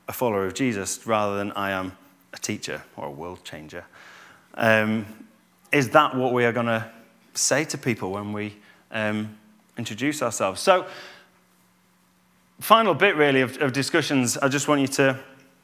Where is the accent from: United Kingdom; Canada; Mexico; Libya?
United Kingdom; Normanton, Yorkshire and the Humber; moved away; also born or lived in Cheshire; I'm from Normie, I'm from Normanton, I'm not from Altofts, or I'm from Yorkshire